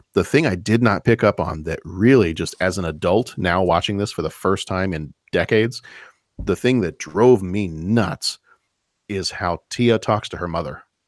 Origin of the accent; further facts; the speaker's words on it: Lake Forest, Illinois, United States; in my hometown, the town that I live in right now